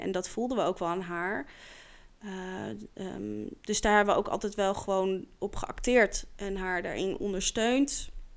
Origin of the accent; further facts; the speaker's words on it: The Hague, South Holland, Netherlands; also born or lived in Scheveningen; ik kom uit Den Haag. Oorspronkelijk ben ik geboren